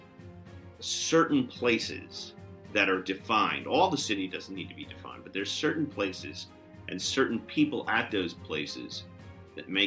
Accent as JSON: {"language": "English", "town": "New York City", "region": "New York", "country": "United States", "tie": "born or raised there", "said": "we grew up in New York City"}